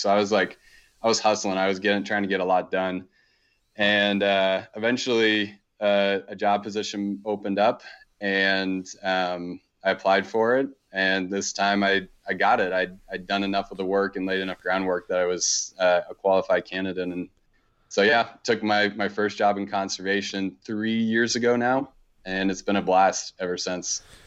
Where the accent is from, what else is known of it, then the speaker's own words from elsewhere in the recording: suburb outside Baltimore, East Coast, Maryland, United States; now in Montana, United States; I grew up on the East Coast, um, in a pretty kinda typical suburb. Um, we, we were about thirty, forty minutes outside of Baltimore, pretty close to D C